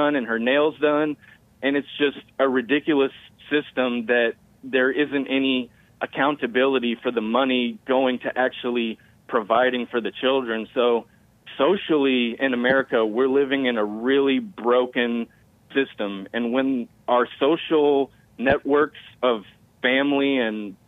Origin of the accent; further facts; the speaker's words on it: Houston, Texas, United States; I'm from Houston